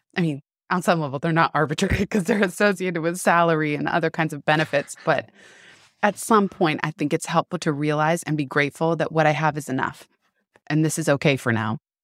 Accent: San Francisco, California, United States; I grew up in San Francisco

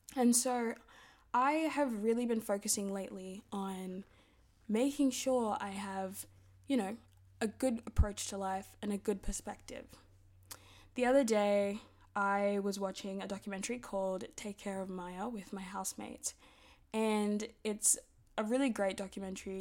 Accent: Sydney, New South Wales, Australia; we're from Sydney

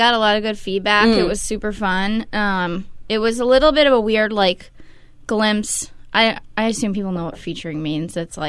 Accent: Oakland, California, United States; moved away as an adult; now in Portland, United States; I'm from Oakland.

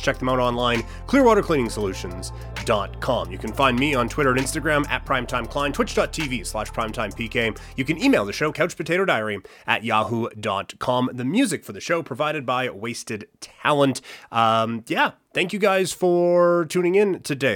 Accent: Assiniboia, Saskatchewan, Canada; moved away; I grew up in Assiniboia, Saskatchewan

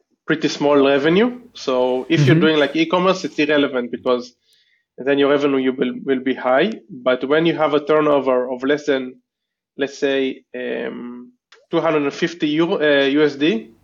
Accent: Israel; moved away as an adult; now in Tbilisi, Georgia; I'm originally from Israel, but we've been doing like digital nomad thing for 5 years, and we came to Tbilisi about 8 months ago

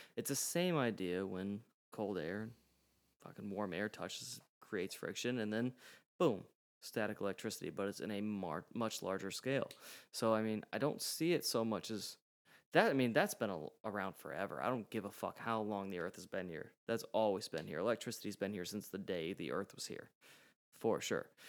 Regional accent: United States; My mom, my dad, they were born in Hungary, and then they moved over to the U S, and I was born

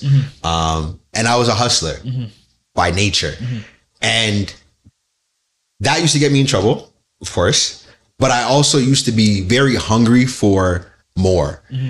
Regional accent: Nigeria; Because being Nigerian, respect is number one.

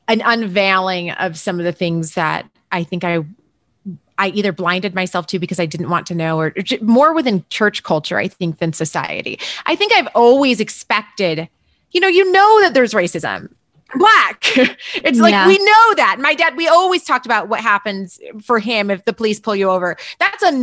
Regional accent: Berrien Springs, Michigan, United States; now in Denver, United States; I grew up in, I always say it's like a one horse town, two stoplights, really small place called Berrien Springs, Michigan.

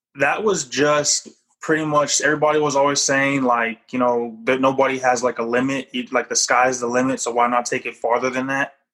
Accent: Japan; moved away; I was born in Japan

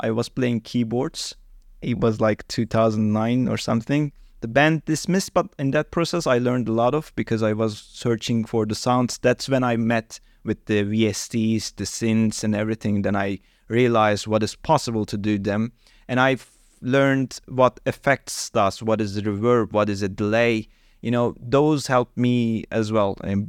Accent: Hatay, Turkey; English is a second language; now in Istanbul, Turkey; I'm actually living in Istanbul, but my hometown is Hatay, really south side of the Turkey, which is close to Mediterranean Sea.

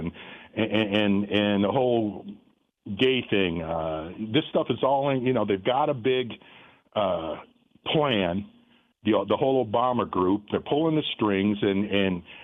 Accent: Michigan, United States; moved away as an adult; now in Florence, United States; I'm originally from Michigan. I was born and raised there. I left when I was 18 years old.

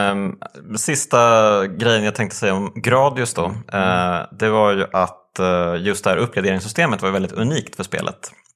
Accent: Motala, Östergötland, Sweden; jag är ju uppvuxen i Motala

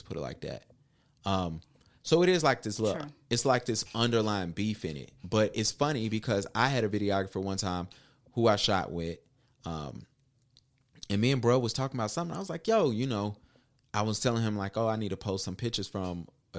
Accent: Huntersville, North Carolina, United States; Hey, I'm from the Ville, man. Y'all know what's up, man.

